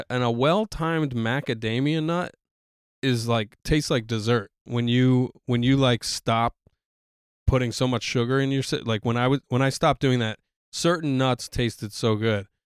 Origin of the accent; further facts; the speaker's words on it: New York, United States; as a New Yorker